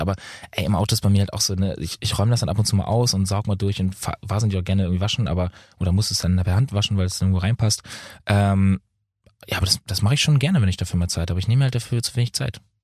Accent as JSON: {"language": "German", "town": "Lübeck", "region": "Schleswig-Holstein", "country": "Germany", "tie": "born or raised there", "also_born_or_lived": "Bad Oldesloe / Berlin / Munich", "said": "Ich wohne ja in Lübeck. Also ich bin ja immer noch in meiner Heimat."}